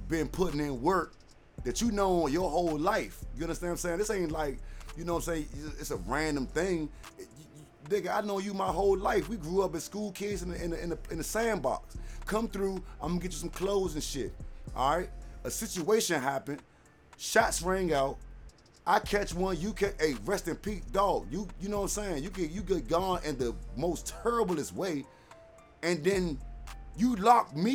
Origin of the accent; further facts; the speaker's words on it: Washington, District of Columbia, United States; I'm from Southside, man, D.C., Washington, D.C., Good Hope Road